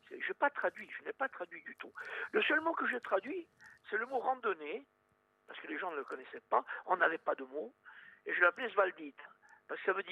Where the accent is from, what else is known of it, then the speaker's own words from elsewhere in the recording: Sartène, Corsica, France; je suis de Sartène, moi